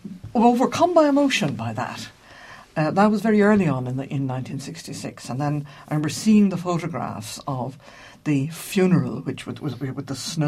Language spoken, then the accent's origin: English; Cork, Munster, Ireland; also born or lived in Oxford; now in Dublin, Ireland; Now, I come from Cork